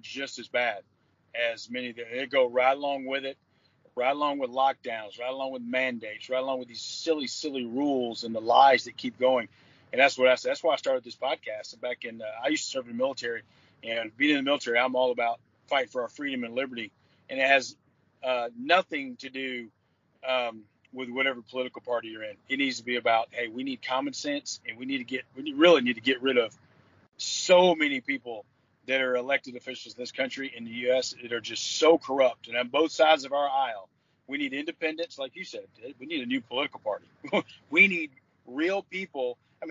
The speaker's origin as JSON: {"language": "English", "region": "Georgia", "country": "United States", "tie": "born or raised there", "said": "I grew up in a church, just a normal Southern Baptist church is what I grew up in here in Georgia"}